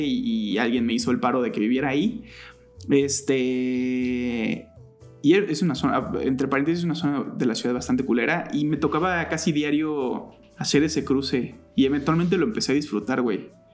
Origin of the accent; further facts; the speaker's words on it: State of Mexico, Mexico; crecí en el Estado de México, nací en la Ciudad de México, pero en realidad crecí toda mi vida en el Estado de México